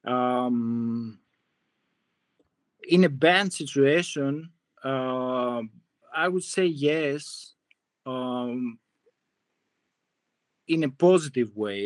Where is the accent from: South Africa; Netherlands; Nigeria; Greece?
Greece; moved away as an adult; also born or lived in Hollywood, United States; now in United States; I'm from Greece. I grew up there.